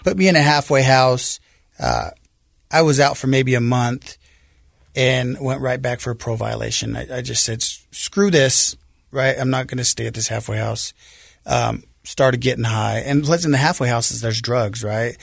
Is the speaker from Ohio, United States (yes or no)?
no; Salt Lake City, Utah, United States; I grew up here in Salt Lake. uh, on the west side of Salt Lake, the Glendale area